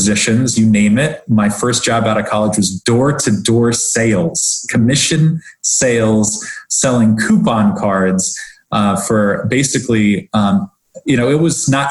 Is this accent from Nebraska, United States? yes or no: yes; Omaha, Nebraska, United States; also born or lived in Washington D.C. area / Rockville, Maryland / Philadelphia, Pennsylvania; now in Palm Harbor, United States; I grew up in Omaha, Nebraska